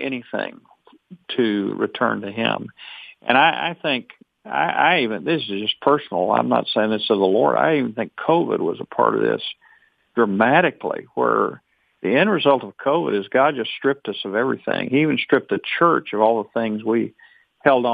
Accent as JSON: {"language": "English", "region": "Arkansas", "country": "United States", "said": "I'm from Arkansas. I drove 10 hours from Arkansas."}